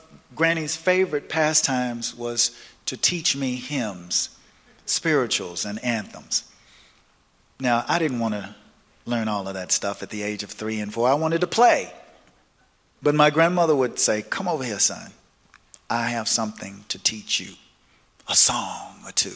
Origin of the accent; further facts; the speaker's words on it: Nashville, Tennessee, United States; I was born and raised in the South, in Nashville, Tennessee